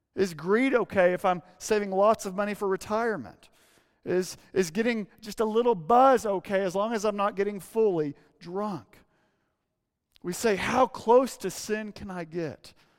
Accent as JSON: {"language": "English", "region": "Arkansas", "country": "United States", "tie": "born or raised there", "moved": "yes", "said": "growing up in Arkansas"}